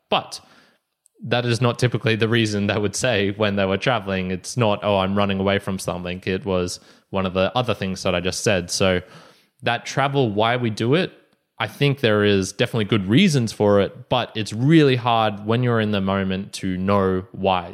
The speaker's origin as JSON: {"language": "English", "town": "Brisbane", "region": "Queensland", "country": "Australia", "said": "We're both from Brisbane, Australia"}